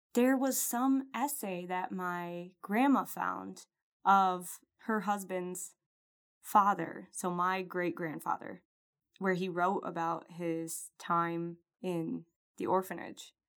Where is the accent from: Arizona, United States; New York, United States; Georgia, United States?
New York, United States; Rochester; the Rochester, New York Army Ordnance Department, which is my hometown